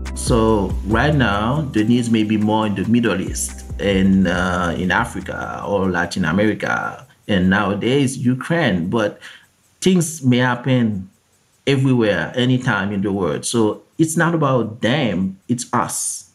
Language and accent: English; Haiti; I was born and raised in Haiti, in the Caribbean.